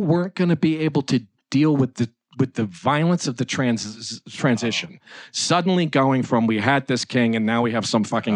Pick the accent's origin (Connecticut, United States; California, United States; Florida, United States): Connecticut, United States; I'm from Connecticut